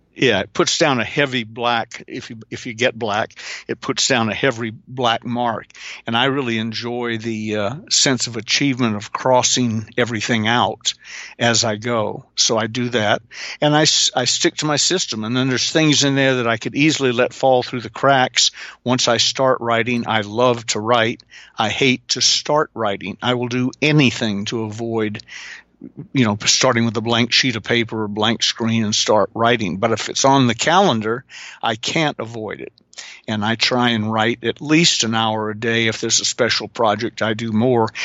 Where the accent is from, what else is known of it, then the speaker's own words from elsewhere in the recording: the South, Southern United States, United States; I'm a Southerner